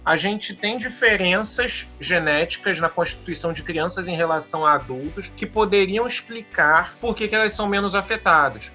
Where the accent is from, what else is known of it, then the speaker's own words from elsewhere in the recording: Brazil; Eu sou brasileiro